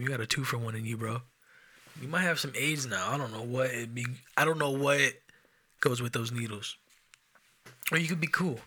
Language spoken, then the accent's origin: English; Enumclaw, Washington, United States; I'm from Enum Claw